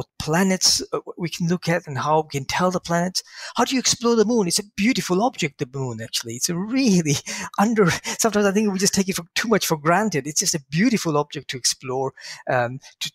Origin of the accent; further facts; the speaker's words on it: London, United Kingdom; growing up in London